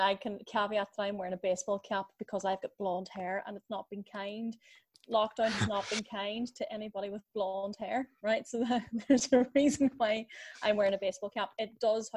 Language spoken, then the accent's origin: English; Ireland; accent: Irish; my beautiful Irish accent would suggest that I am based in Ireland.